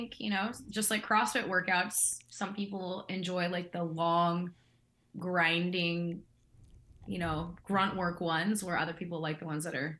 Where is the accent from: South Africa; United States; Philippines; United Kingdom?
United States; Kansas side, Kansas City suburb; moved away; also born or lived in Las Vegas; So I'm not from Kansas City, Kansas. I am from Kansas City, a suburb on the Kansas side. So like south. Essentially of Kansas City.